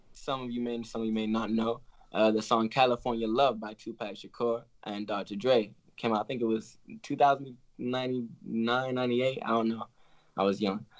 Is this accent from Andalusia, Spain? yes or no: no; Tenerife, Canary Islands, Spain; born and raised in Tenerife in the Canary Islands.